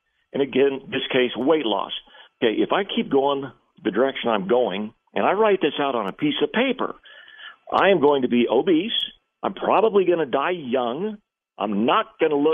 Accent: McAllen, Texas, United States; I was raised in literally the poorest city in the entire United States of America, a small Texas-Mexico border town by the name of McAllen

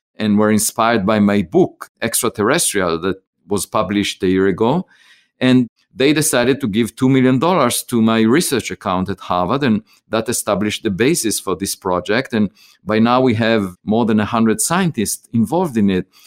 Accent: Israel; moved away as an adult; now in United States; I grew up in Israel, I was, uh, drafted to the military

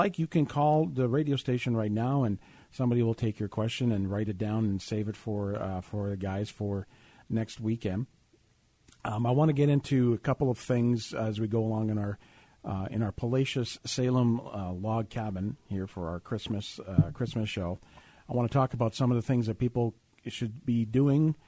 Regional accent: Canada; now in Texas, United States; I'm from Canada.

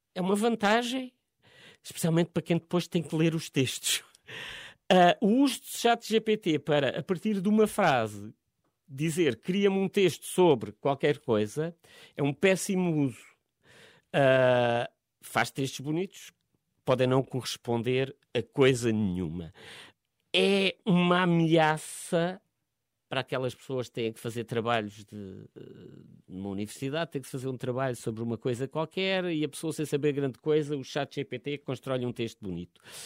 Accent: Évora, Alentejo, Portugal; moved away as an adult; now in Lisbon, Portugal; eu não, não sou da, originalmente da, da, zona de Lisboa, sou do, venho do Alentejo, de Évora

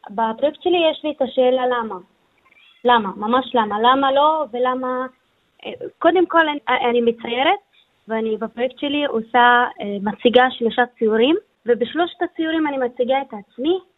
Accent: Beit Zarzir, Northern District, Israel; אני גם בדואית

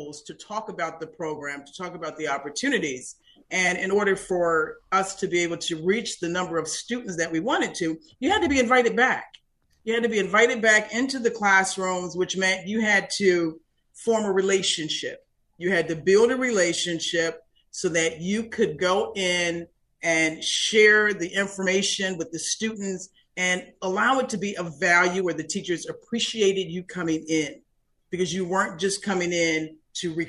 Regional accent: Buffalo, New York, United States; now in Florida, United States; I am from the very, very cold state and city of Buffalo, New York

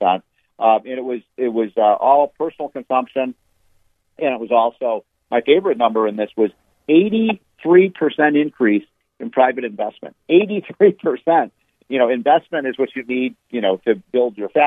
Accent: Chicago, Illinois, United States; moved away; I was in Chicago a couple days ago, which is my hometown

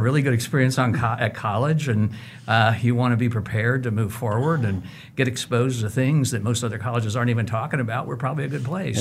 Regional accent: Cincinnati, Ohio, United States; moved away as an adult; now in Wichita, United States; I grew up in Cincinnati. I was born there, but Wichita is my home

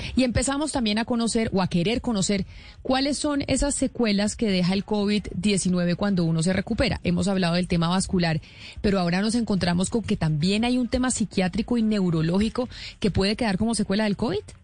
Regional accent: Colombia

